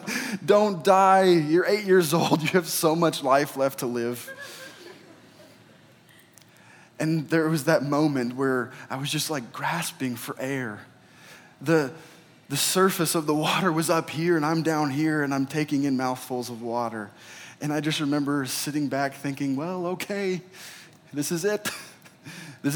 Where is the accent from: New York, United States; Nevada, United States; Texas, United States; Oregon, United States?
Oregon, United States; So I grew up in Oregon. And every year around Memorial Day, my family would take a trip with our church to a state park that was nearby.